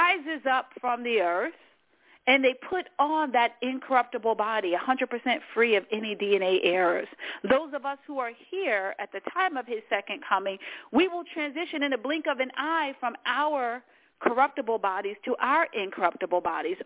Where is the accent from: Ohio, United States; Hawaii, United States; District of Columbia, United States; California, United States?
District of Columbia, United States; Washington; also born or lived in New York City; I was born in Washington, D.C., which is the capital of the United States of America.